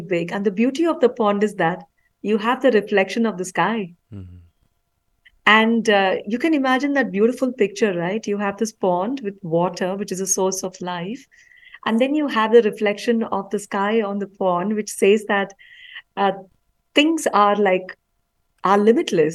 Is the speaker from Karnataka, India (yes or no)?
yes; Bangalore, Karnataka, India; I actually grew up in Bangalore City